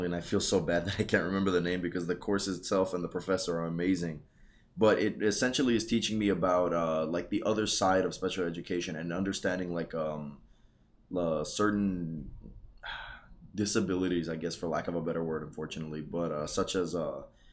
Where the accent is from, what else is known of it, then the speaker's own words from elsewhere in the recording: the Rio Grande Valley, Texas, United States; also born or lived in Lubbock, Texas; Born and raised here in the Valley